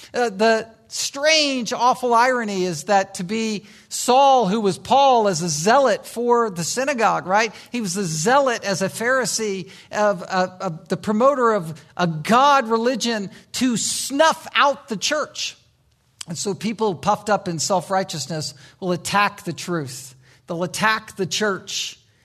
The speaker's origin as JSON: {"language": "English", "town": "Virginia Beach", "region": "Virginia", "country": "United States", "tie": "born or raised there", "moved": "yes", "said": "I grew up in Virginia Beach, Virginia"}